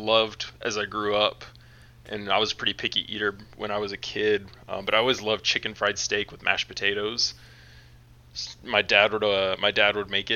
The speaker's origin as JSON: {"language": "English", "town": "Austin", "region": "Texas", "country": "United States", "tie": "born or raised there", "also_born_or_lived": "Pflugerville, Texas", "lives_now": "Dallas-Fort Worth, United States", "said": "grew up mainly in good old Austin, Texas. Stayed there through most of my childhood and through school"}